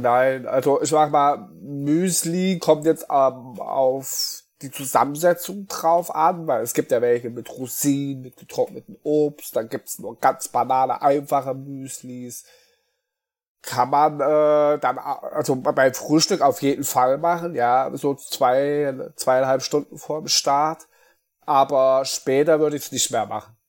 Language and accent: German; Apolda, Thuringia, Germany; moved away as an adult; now in Mainz, Germany; ich bin äh, gebürtiger Thüringer, komme aus ähm, Apolda, das ist bei Jena